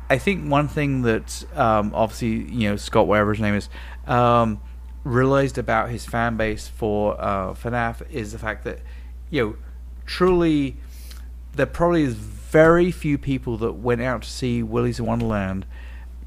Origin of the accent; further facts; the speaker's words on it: England, United Kingdom; moved away; I grew up in England watching Banana Spritz on Saturday morning TV